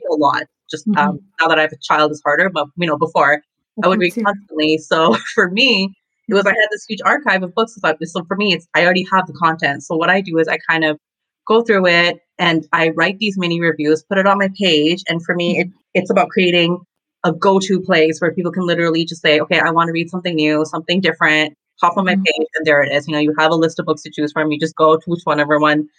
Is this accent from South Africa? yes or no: no; Toronto, Ontario, Canada; I am from Toronto